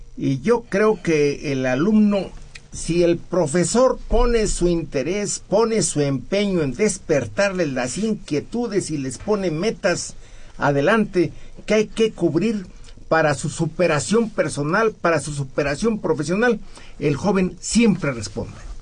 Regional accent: San Luis Potosí, Mexico; moved away as an adult; now in Mexico City, Mexico; nací en San Luis Potosí, allí hice mi primaria

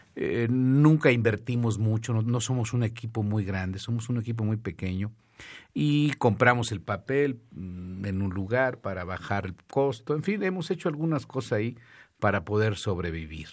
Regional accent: northern Mexico, Mexico; yo soy un mexicano que tengo sangre no más que yo soy del norte

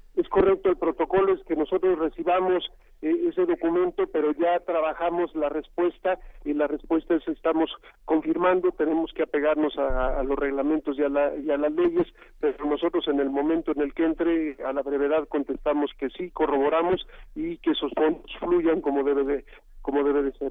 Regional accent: Mexico; todos somos mexicanos y mexicanas

